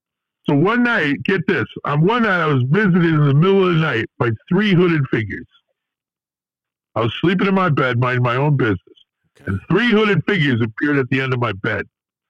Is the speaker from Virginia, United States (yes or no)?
no; Lodi, New Jersey, United States; I grew up in Lodi and I never left the town.